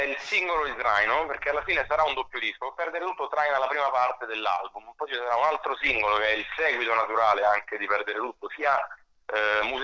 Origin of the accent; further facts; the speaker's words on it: Salerno, Campania, Italy; also born or lived in Rome; now in Milan, Italy; Vivo, ho vissuto sette anni a Roma, mi sono spostato a Milano di recente, eh, ma vivo tra Milano e Roma. Io sono originario di Salerno